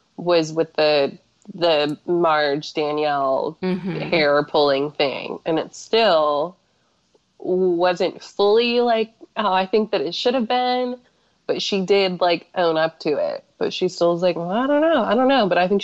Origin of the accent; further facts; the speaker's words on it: South Carolina, United States; I'm from South Carolina. And people, everybody sounds like that.